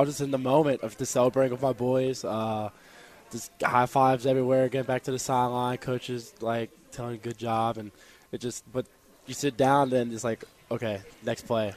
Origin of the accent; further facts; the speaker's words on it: Roanoke, Virginia, United States; moved away as an adult; now in Harrisonburg, United States; I'm from Roanoke, Virginia